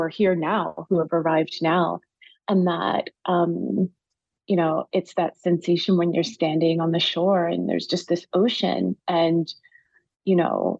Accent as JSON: {"language": "English", "country": "United States", "tie": "born or raised there", "also_born_or_lived": "Washington, D.C. / Wilmington, Delaware", "said": "I was born in Washington, D.C. and raised between Washington and Wilmington, Delaware"}